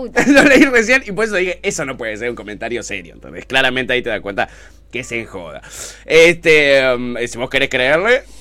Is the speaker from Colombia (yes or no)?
no; Moreno, Buenos Aires Province, Argentina; Y yo los carteles que hay yo los veo en mi barrio, donde soy. Yo soy de Moreno y en Moreno no hay, no, no, no, encontramos trabajo.